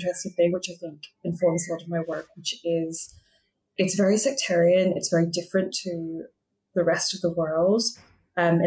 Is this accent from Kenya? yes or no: no; Belfast, Northern Ireland, United Kingdom; now in London, United Kingdom; I grew up in Belfast